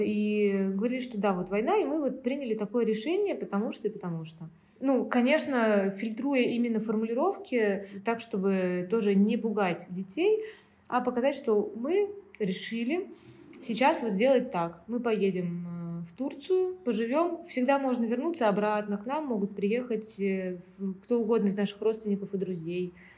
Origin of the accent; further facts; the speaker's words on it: Saint Petersburg, Russia; moved away as an adult; now in Antalya, Turkey; я приехала не из Украины, мы из России, мы из Петербурга.